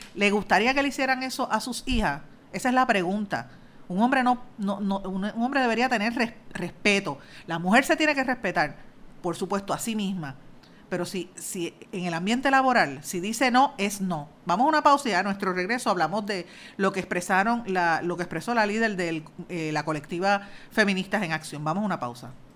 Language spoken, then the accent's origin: Spanish; Guaynabo, Puerto Rico; soy de Guainabo